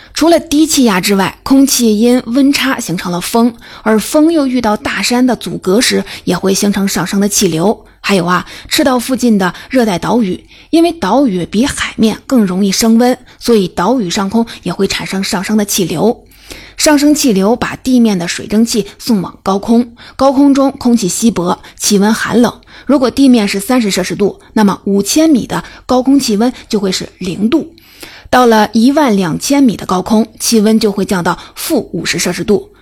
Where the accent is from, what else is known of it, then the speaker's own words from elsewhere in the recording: China; 值得我们中国人骄傲